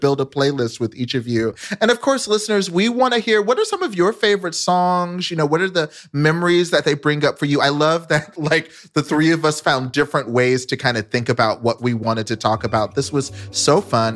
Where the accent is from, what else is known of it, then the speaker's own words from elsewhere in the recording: Dallas, Texas, United States; I grew up in Dallas, Texas